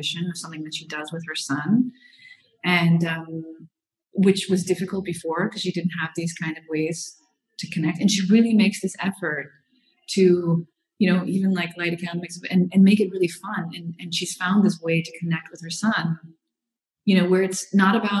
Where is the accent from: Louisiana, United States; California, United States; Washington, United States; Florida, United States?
Florida, United States; moved away as an adult; now in Europe; I'm from Florida